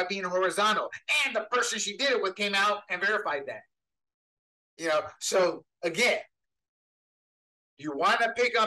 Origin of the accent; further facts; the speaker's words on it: Panama; now in United States; I was born and raised in Panama, where a joint was more accessible than liquor